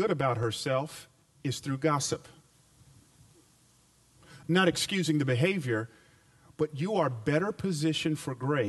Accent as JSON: {"language": "English", "town": "Atlanta", "region": "Georgia", "country": "United States", "tie": "born or raised there", "moved": "yes", "lives_now": "Memphis, United States", "said": "I grew up in Atlanta back in the 80s"}